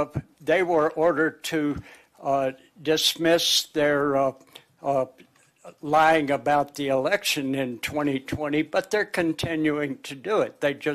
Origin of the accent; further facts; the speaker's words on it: Fort Smith, Arkansas, United States; now in Longmont, United States; my hometown in Fort Smith, Arkansas